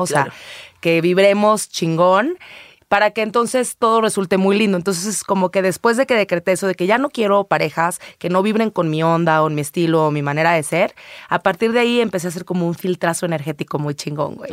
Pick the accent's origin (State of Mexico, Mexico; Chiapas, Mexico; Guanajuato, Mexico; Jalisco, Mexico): Jalisco, Mexico; Guadalajara; pero soy tapatía. Ahí nací, ahí crecí